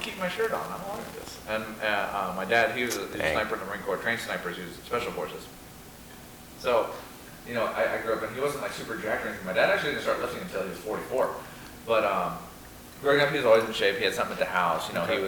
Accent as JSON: {"language": "English", "country": "Ireland", "said": "You've got the Irish endorsement. I'm Irish."}